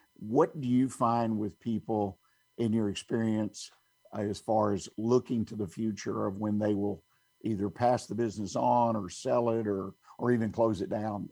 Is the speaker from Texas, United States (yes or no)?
yes; Houston, Texas, United States; also born or lived in Montgomery County, Texas; I grew up in in Houston, Harris County